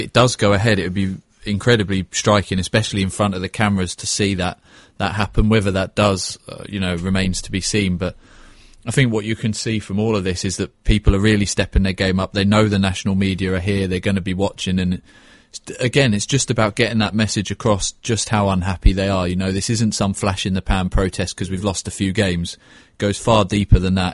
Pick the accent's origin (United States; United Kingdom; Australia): United Kingdom; Cambridge, East of England; moved away as an adult; now in London, United Kingdom; I grew up in Cambridge